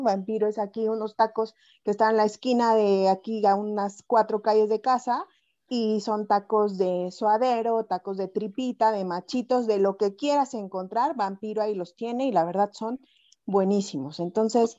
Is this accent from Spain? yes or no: no; Puebla, Mexico; poblanísima, auténticamente poblanísima